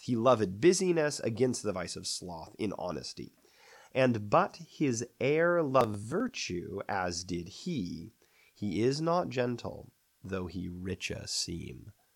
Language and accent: English; United States; I think we might, as American readers